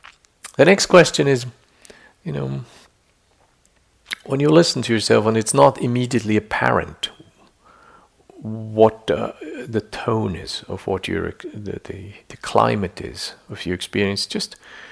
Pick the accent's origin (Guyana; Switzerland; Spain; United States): Switzerland; I grew up in Switzerland, so there's lots of little lakes